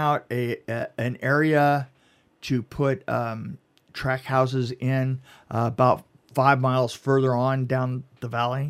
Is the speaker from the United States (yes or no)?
no; United Kingdom; I'm British, for God's sake. Don't hit me.